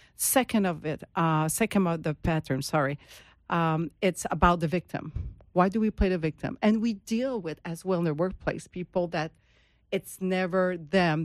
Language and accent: English; Montreal, Quebec, Canada; moved away as an adult; now in Florida, United States; I am from Montreal, and, and now I'm in Florida